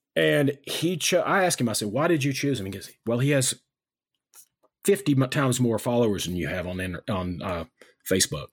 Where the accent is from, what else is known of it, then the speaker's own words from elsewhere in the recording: United States; I'm an American.